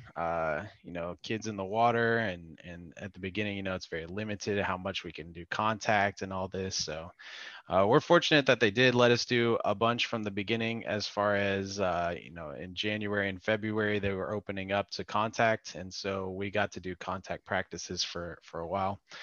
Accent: Dallas, Texas, United States; also born or lived in Arlington, Texas; I grew up in Dallas and in Arlington

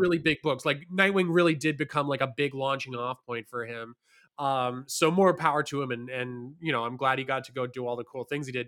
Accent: Hamilton, Ontario, Canada; moved away; I grew up in Hamilton, which is a city about an hour away from Toronto

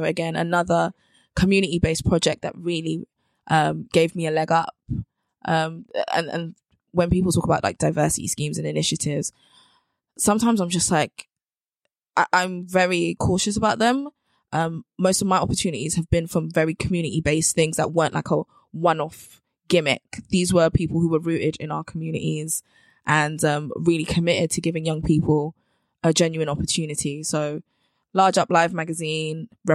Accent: London, United Kingdom; also born or lived in Bristol; So I'm from South London. So I was frequently like back and forth between uni and home. And I grew up in Brixton.

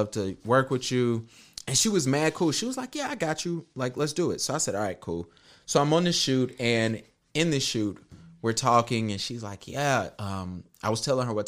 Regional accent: Charlotte, North Carolina, United States; I'm from Charlotte

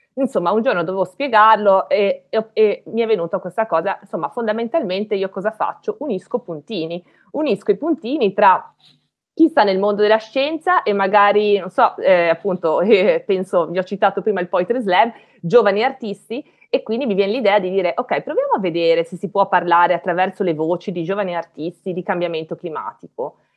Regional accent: Belluno, Veneto, Italy; moved away as an adult; also born or lived in Padua; io non sono di Padova, io sono di Belluno, quindi, e, alte, e quindi vissu, vivevo in montagna

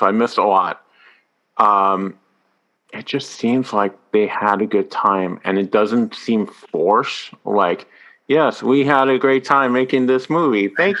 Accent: France; first language French; English is a second language; moved away; As someone that grew up in France and it is my native language

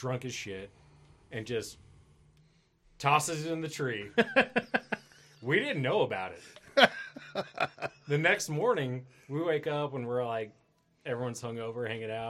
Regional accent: Idaho Falls, Idaho, United States; growing up in Idle Falls

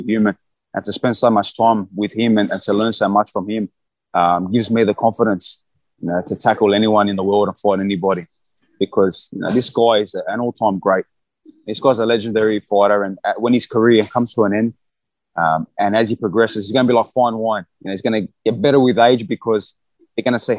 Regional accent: Australia; I'm from Australia.

